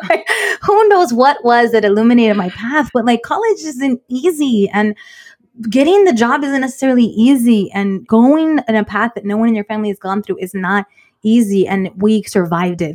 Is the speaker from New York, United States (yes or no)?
no; Inglewood, California, United States; also born or lived in South Bay; I loved growing up in Inglewood